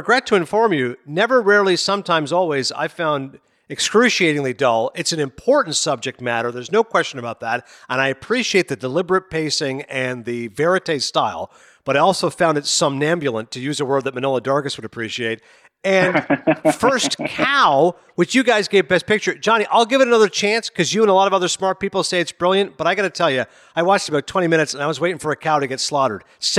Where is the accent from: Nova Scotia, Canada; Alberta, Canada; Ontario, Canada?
Ontario, Canada; Toronto; my hometown, Toronto.